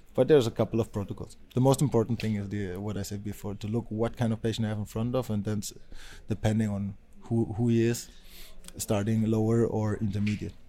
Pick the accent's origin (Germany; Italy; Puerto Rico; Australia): Germany; moved away as an adult; also born or lived in Spain; I'm from Germany. I went to study to, to Spain, and I'm now back in Berlin.